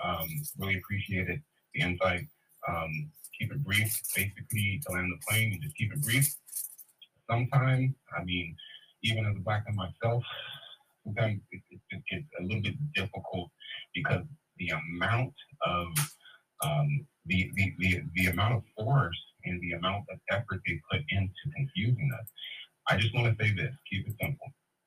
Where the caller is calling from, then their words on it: Fresno, California, United States; I'm calling from California, Central Valley.